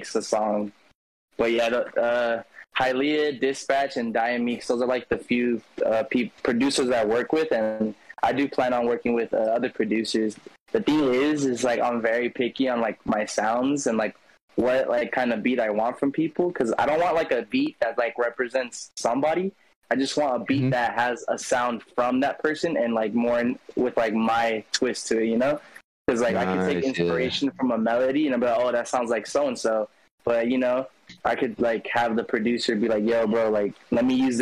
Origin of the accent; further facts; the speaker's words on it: California, United States; I'm from California